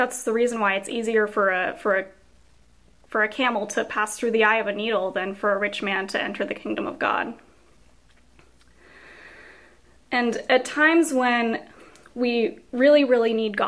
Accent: California desert, United States; moved away as an adult; I grew up in the California desert

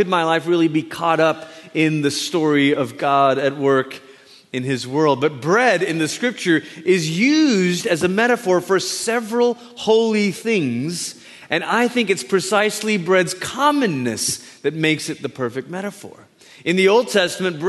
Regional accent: Malaysia; moved away; I was born in Malaysia, grew up there

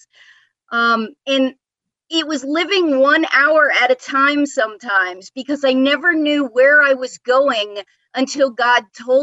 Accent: New York, United States; moved away as an adult; also born or lived in Florida; now in Atlanta, United States; I grew up in New York

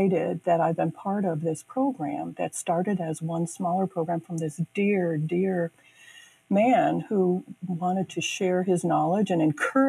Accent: Oberlin, Ohio, United States; I live in Oberlin. I grew up in Oberlin.

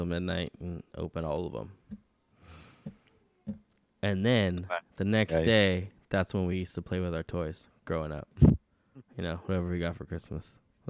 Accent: United States; we're fucking American.

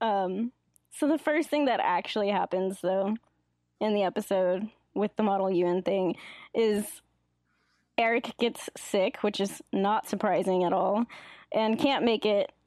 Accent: Davis, California, United States; I basically was born and raised in Davis, and I live here currently

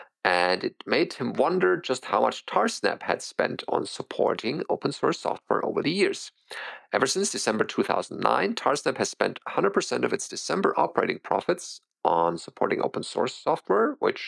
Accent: Canada; as a Canadian

